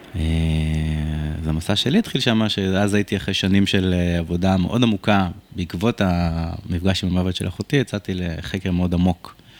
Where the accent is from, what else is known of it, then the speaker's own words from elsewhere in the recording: Rishon LeZion, Central District, Israel; וגדלתי בסביבה מאוד קשוחה, בשכונת אה, רמת אליהו בראשון לציון